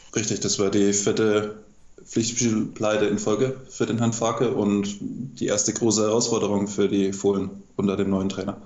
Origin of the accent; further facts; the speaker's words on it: Franconia, Bavaria, Germany; als, Bayer, als Franke